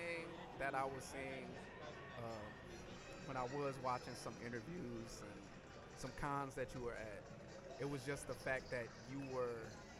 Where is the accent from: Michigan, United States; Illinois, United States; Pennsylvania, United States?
Michigan, United States; Detroit; I'm a Michigan boy, you know, and I know, while I'm from Detroit.